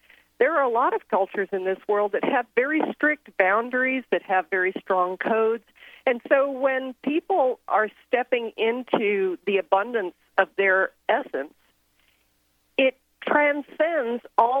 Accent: Thailand; I grew up in Thailand, and I was born to Southern American parents.

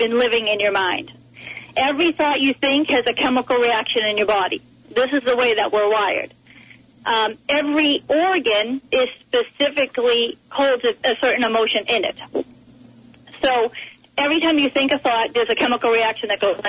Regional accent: East Coast, United States; I am from the East Coast

